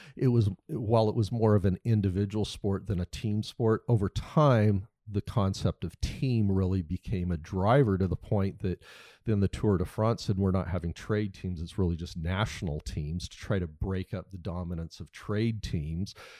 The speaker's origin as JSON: {"language": "English", "country": "United States", "said": "being an American because I don't, I'm not surrounded day to day in Europe"}